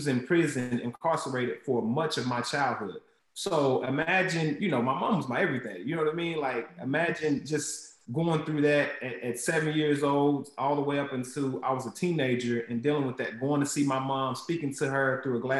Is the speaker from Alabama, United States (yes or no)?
yes; Huntsville, Alabama, United States; I was born in Huntsville, Alabama. And there was a Boys and Girls Club right in the projects where I grew up